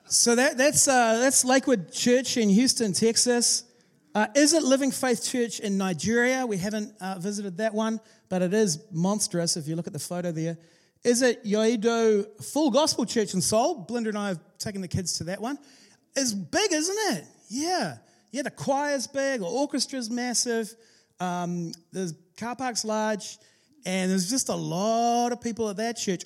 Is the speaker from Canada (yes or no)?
no; New Zealand; we're from New Zealand.